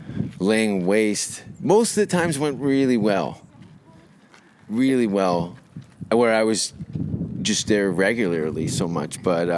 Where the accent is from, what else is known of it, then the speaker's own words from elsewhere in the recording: Hamilton, Ontario, Canada; moved away as an adult; now in Los Angeles, United States; growing up in Canada, in Hamilton.